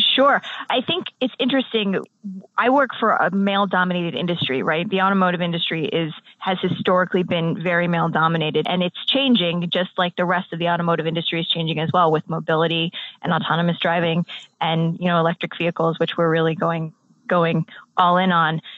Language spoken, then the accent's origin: English; United States; I'm American